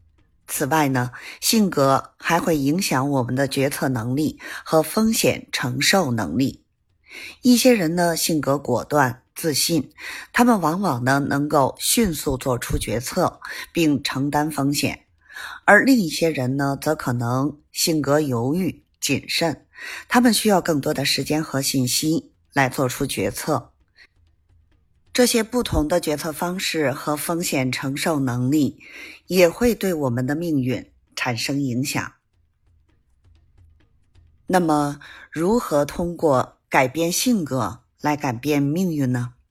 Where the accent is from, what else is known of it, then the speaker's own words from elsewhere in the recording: Beijing, China; ，咱们下期节目再